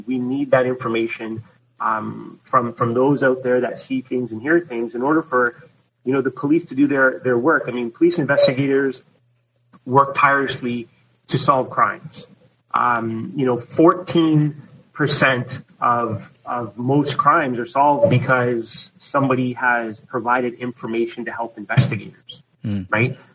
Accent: Toronto, Ontario, Canada; I'm from Toronto, I grew up in Toronto

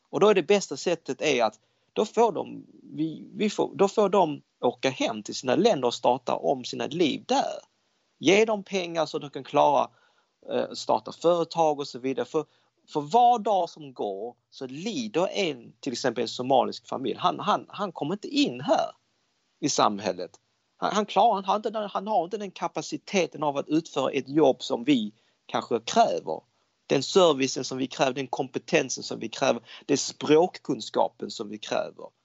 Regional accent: Denmark; now in Sweden; jag växte upp i Danmark, danskarna är väldigt öppnare, de, de säger vad de tycker.

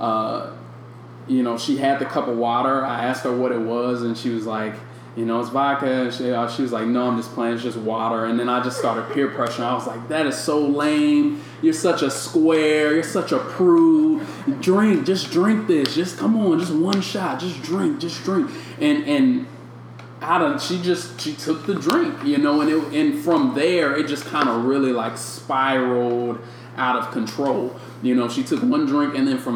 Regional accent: St. Louis, Missouri, United States; moved away; I'm from St. Louis

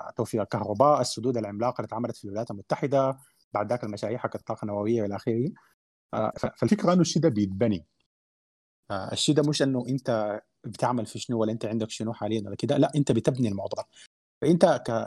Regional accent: Sudan; احنا عندنا في السودان

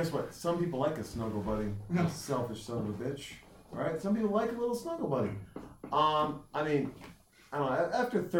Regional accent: Montana, United States; now in Texas, United States; I'm from Montana

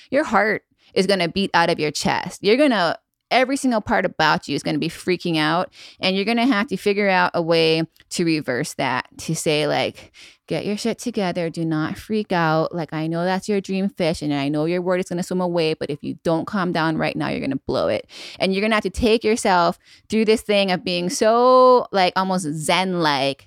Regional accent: Maui, Hawaii, United States; also born or lived in Makawao, Hawaii / North Shore, Oahu; I was born and raised on Maui, and now I live on the north shore of Oahu.

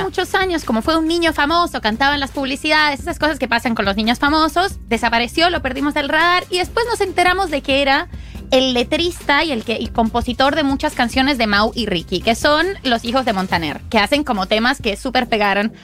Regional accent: Colombia; yo soy colombiana

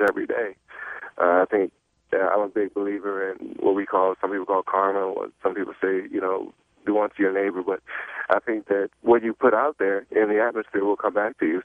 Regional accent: Chicago, Illinois, United States; moved away; also born or lived in Michigan; I'm from Chicago, I uh, lived in Michigan, but I'm from Chicago, born in Chicago.

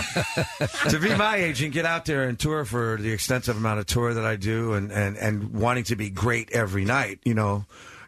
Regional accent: New Jersey, United States; our blue collar, you know, growing up in New Jersey

